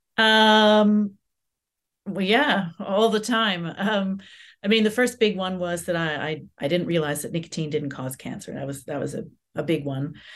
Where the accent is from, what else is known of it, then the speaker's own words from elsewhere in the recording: Canada; also born or lived in Southampton; now in United Kingdom; growing up in Canada